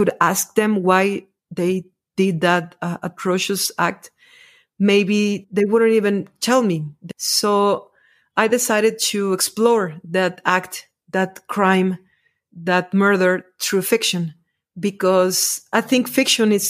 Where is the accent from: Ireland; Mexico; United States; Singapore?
Mexico; I'm a writer from Mexico